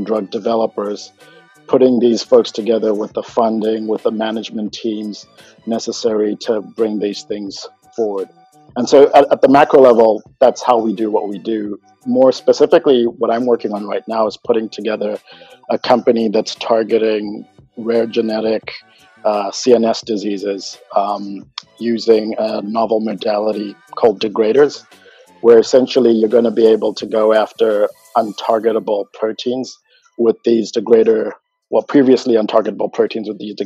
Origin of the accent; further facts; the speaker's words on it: Zimbabwe; moved away as an adult; now in United States; I'm originally from Zimbabwe, and my parents were really all about education